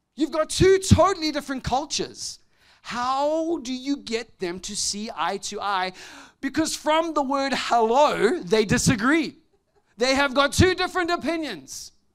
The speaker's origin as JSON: {"language": "English", "country": "South Africa", "tie": "born or raised there", "said": "growing up in South Africa when I was a young boy"}